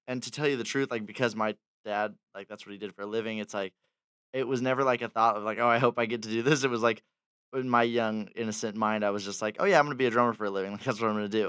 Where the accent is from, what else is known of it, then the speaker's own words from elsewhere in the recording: Fullerton, California, United States; born and raised in Orange County, Fullerton